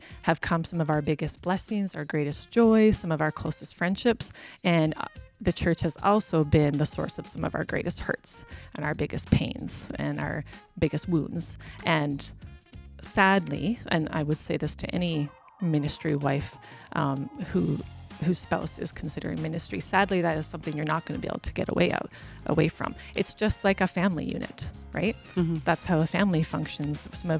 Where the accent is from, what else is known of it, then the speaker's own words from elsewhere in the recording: Whitecourt, Alberta, Canada; also born or lived in Grande Prairie, Alberta; So I was born in Whitecourt, so just a few hours away from here. My mom's side of the family has farmed there for many generations, and so that's where I was initially born and grew up.